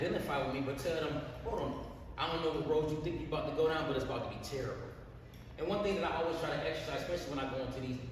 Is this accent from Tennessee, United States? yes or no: no; Flint, Michigan, United States; I was born and raised in Flint, Michigan.